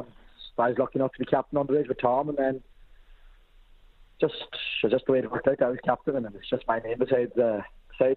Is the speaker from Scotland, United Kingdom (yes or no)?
yes; Glasgow, Scotland, United Kingdom; now in Ireland; originally I'm from Glasgow